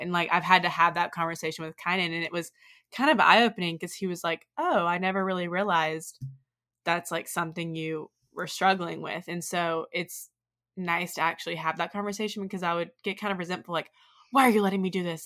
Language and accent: English; Oxford, Mississippi, United States; growing up in Oxford, a place where people are really concerned with, like, how you look and how you're perceived